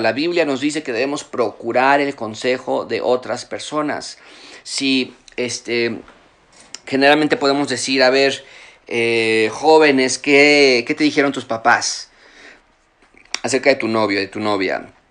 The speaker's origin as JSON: {"language": "Spanish", "country": "Mexico", "tie": "born or raised there", "moved": "as an adult", "said": "yo, crecí en México en parte de mi juventud, a los 18 años me fui del, país y regresé ya casado y con hijos"}